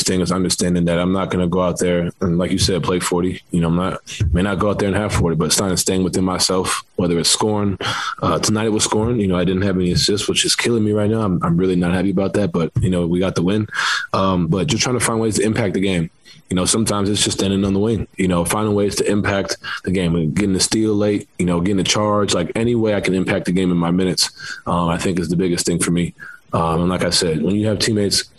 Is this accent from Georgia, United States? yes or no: no; New York City, New York, United States; moved away; growing up in New York, I'm playing basketball, you know, in the city, that's every day